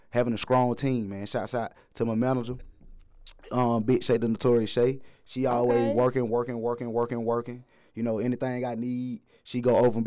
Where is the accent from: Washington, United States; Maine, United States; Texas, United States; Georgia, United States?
Georgia, United States; East Point; That whole neighborhood over there, that's the neighborhood I grew up in.